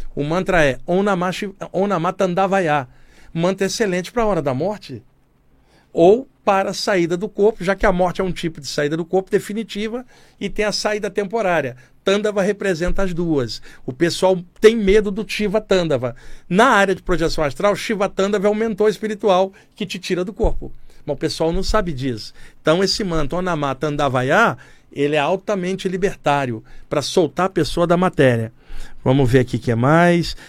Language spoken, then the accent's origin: Portuguese; Brazil; Eu estou bem aqui como brasileiro